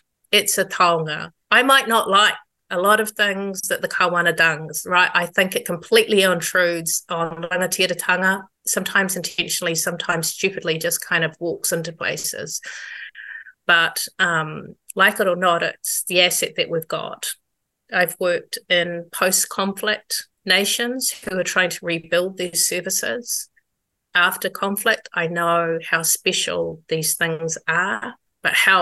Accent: Wellington, New Zealand; we grew up in Wellington

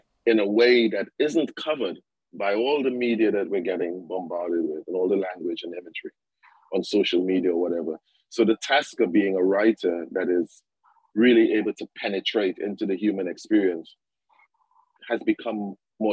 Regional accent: Trinidad & Tobago; The sense of Caribbeanness and being a Trinidadian was kind of there

